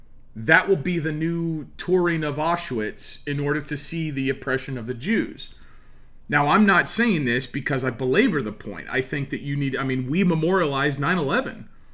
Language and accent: English; Oklahoma, United States; I'm from Oklahoma.